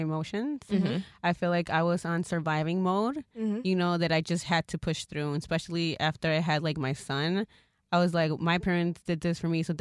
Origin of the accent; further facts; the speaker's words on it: Mexico; moved away; I'm also from Mexico, you know, and that's where I came from